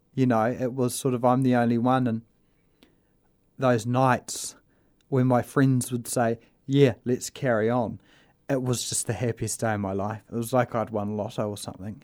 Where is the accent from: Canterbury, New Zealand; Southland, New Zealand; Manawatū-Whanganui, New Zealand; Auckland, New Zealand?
Southland, New Zealand; Invercargill; I was brought up in Invercargill